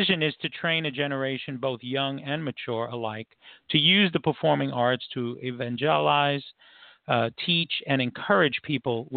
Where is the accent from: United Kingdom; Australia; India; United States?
United States; New York City, New York; now in Florida, United States; New York, which of course that's my hometown